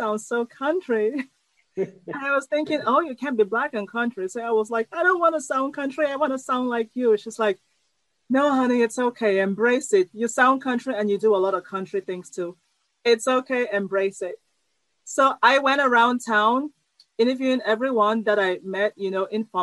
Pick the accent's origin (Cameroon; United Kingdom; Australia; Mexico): Cameroon; moved away as an adult; also born or lived in Iowa, United States / California, United States; now in United States; I came from Cameroon to the U.S. to study engineering